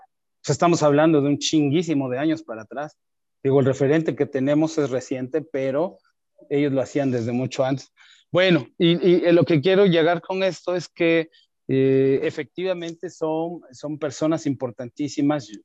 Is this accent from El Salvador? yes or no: no; Oaxaca, Mexico; moved away as an adult; now in Mexico City, Mexico; soy oaxaqueño, vivo en Ciudad de México